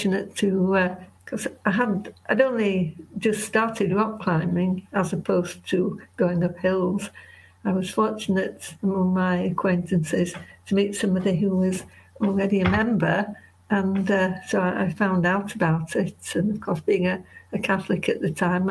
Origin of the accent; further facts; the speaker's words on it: Leeds, Yorkshire and the Humber, United Kingdom; I live in the Yorkshire Dales. I'm a Yorkshire woman because I was born in Leeds